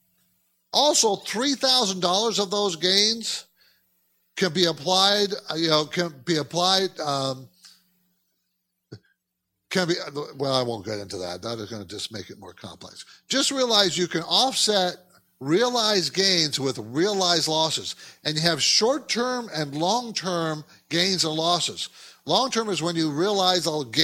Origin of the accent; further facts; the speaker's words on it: California, United States; also born or lived in New York City; I was from California